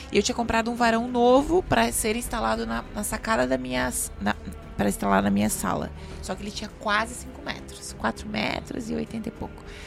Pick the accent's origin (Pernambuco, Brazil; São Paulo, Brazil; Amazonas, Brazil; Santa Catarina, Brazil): Santa Catarina, Brazil; also born or lived in Chapecó; eu morava sozinha num apartamento no centro de Chapecó, só de Santa Catarina, já percebeu pelo meu sotaquezinho